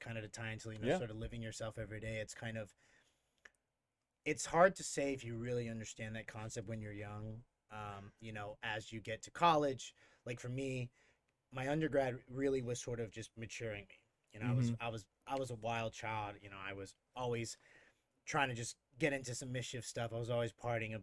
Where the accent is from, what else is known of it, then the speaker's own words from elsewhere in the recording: Houston, Texas, United States; moved away as an adult; also born or lived in England / Denver; in Houston where I grew up